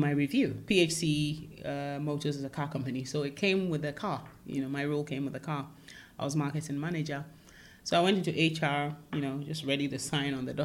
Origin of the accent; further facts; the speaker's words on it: Ghana; moved away as an adult; also born or lived in United Kingdom; I grew up in Ghana